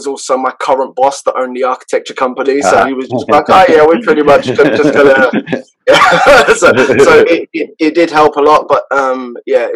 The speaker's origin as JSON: {"language": "English", "region": "London", "country": "United Kingdom", "tie": "born or raised there", "moved": "as an adult", "lives_now": "Japan", "said": "I grew up in London, in a fairly bad part of London"}